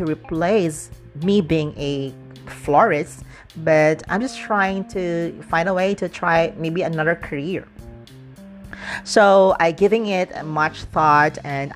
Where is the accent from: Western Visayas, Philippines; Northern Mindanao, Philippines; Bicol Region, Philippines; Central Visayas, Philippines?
Central Visayas, Philippines; Dumaguete; moved away; my hometown in Negros Oriental in Dumaguete